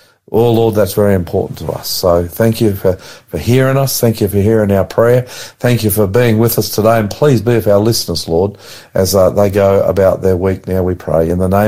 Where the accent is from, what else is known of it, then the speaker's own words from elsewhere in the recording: Australia; I'm the Aussie pastor.